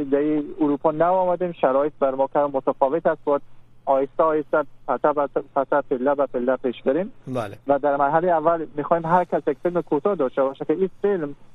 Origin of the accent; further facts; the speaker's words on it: Afghanistan; ما دوستای افغان هستیم بسرم این فیلم همراه هم بسازیم